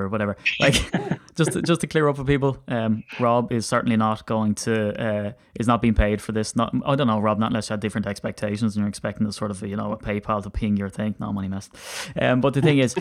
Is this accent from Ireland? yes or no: yes; Ireland; as an Irishman